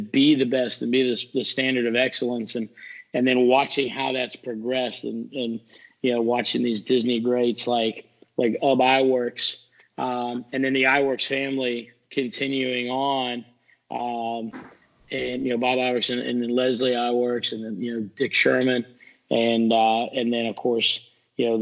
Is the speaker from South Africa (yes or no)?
yes; South Africa; moved away as an adult; I'm originally from South Africa.